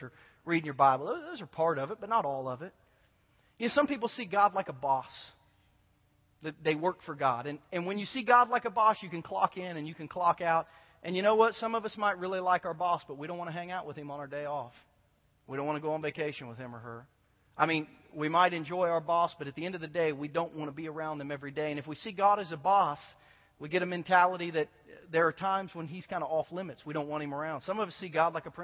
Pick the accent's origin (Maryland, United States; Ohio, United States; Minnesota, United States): Ohio, United States; Southern; I grew up in Southern Ohio when Pete Rose was still a great baseball player for the Reds